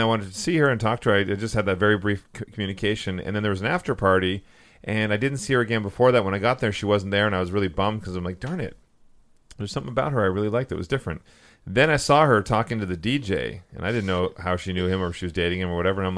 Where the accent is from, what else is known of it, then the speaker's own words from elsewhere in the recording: Vancouver, British Columbia, Canada; I'm from Vancouver.